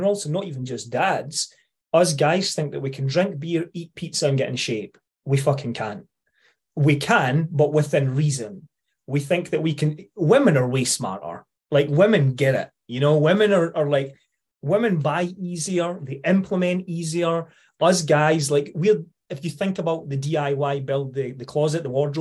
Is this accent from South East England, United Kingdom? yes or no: no; Scotland, United Kingdom; accent: Scottish; being Scottish, sometimes if you don't come from Scotland, you have to listen a little bit harder, right? Because we have a bit of a strange twang now and again.